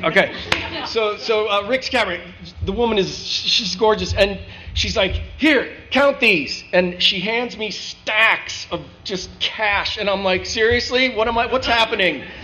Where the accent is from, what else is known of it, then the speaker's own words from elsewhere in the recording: North Canton, Ohio, United States; also born or lived in Dayton, Ohio; I'm from Ohio I grew up as a wrestler